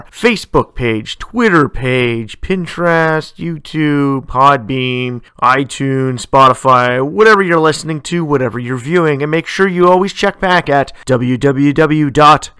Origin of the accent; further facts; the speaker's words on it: Canada; Canada, my home country